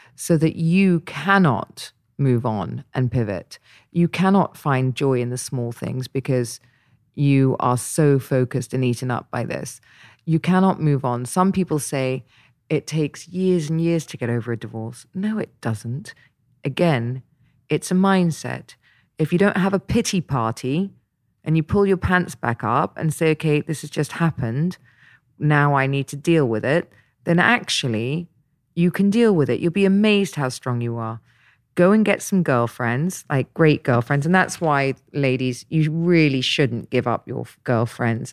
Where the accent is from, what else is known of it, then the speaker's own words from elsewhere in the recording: Dorset, South West England, United Kingdom; now in Dubai, United Arab Emirates; I grew up in Dorset, so I know it very well